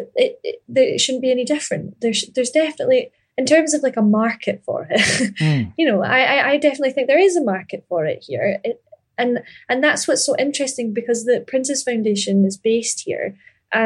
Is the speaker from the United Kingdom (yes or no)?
yes; Ayr, Scotland, United Kingdom; I grew up in Ayr